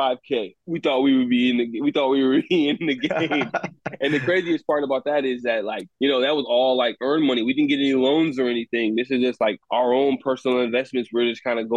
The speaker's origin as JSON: {"language": "English", "town": "Minneapolis", "region": "Minnesota", "country": "United States", "tie": "born or raised there", "also_born_or_lived": "Chicago, Illinois", "said": "So grew up in Minneapolis, St. Paul"}